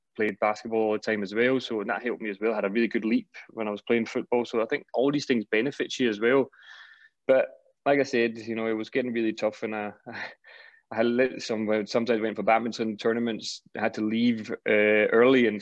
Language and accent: English; Denmark; moved away; also born or lived in Scotland; I was still in my hometown, my boys' club at that point